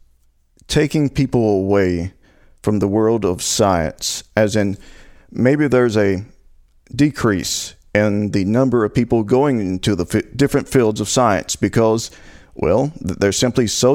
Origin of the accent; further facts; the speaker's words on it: Tennessee, United States; I'm from Tennessee